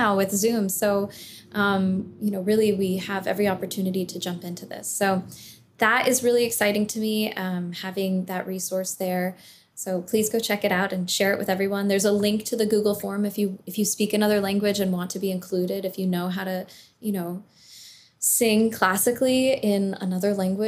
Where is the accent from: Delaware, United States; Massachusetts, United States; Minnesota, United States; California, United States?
California, United States; Southern; I grew up in California